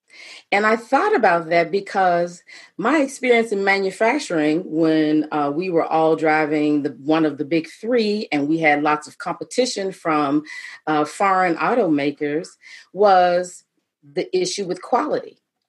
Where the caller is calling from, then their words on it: Atlanta, Georgia, United States; And I actually am coming to you from Atlanta, Georgia.